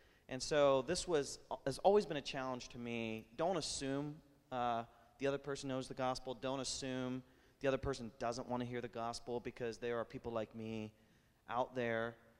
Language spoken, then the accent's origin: English; United States; I'm a Christian because I'm an American